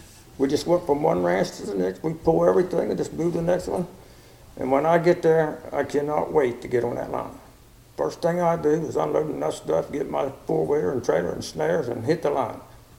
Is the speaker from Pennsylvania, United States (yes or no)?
yes; Pennsylvania, United States; I'm from Pennsylvania.